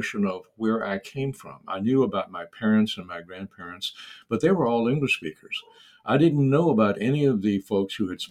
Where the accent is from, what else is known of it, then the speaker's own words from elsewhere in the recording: Central Virginia, United States; growing up in Central Virginia